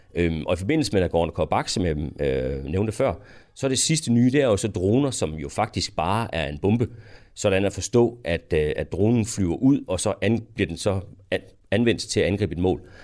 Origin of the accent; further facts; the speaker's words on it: Denmark; som dansker